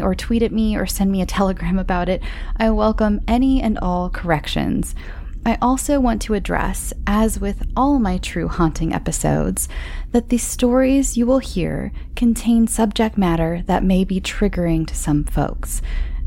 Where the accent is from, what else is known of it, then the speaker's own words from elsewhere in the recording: United States; accent: flat American; my flat American accent